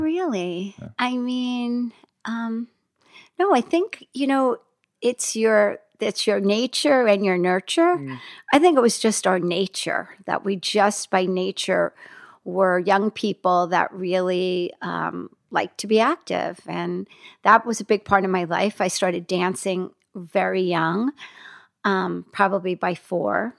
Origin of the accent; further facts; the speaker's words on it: Hackensack, New Jersey, United States; moved away; also born or lived in Los Angeles; I grew up in Hackensack, New Jersey